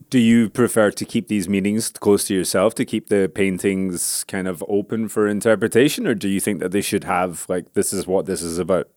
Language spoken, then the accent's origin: English; Scotland, United Kingdom; I grew up in Scotland